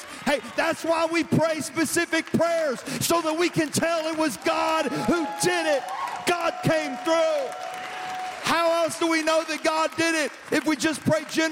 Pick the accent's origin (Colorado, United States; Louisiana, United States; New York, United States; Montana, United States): Louisiana, United States; now in Texas, United States; I'm originally from Louisiana